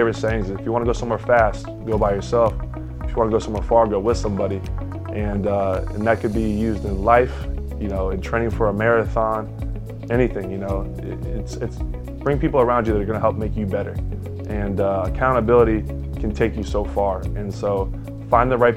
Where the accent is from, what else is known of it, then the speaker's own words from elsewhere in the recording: Jupiter, Florida, United States; my hometown, Jupiter, Florida.